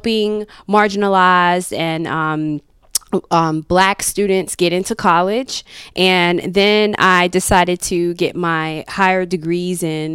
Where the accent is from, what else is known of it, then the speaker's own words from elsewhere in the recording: Fort Lauderdale, Florida, United States; moved away as an adult; now in Charlotte, United States; originally I'm from Fort Lauderdale, Miami, Florida, and I moved to Charlotte in about the year 2007, end of 2006